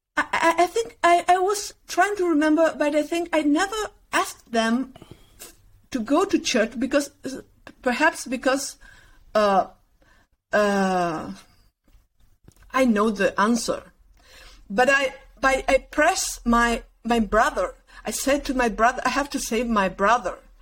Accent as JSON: {"language": "English", "town": "Concordia", "region": "Entre Ríos", "country": "Argentina", "tie": "born or raised there", "also_born_or_lived": "Uruguay", "second_language": "English", "moved": "yes", "said": "I was born there, and I I uh, get in Argentina when I was three months"}